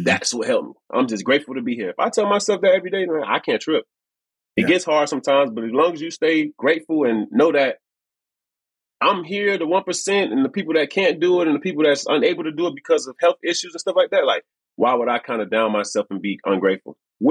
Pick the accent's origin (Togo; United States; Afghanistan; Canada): United States; Miami, Florida; I'm from Miami. We've been out here long enough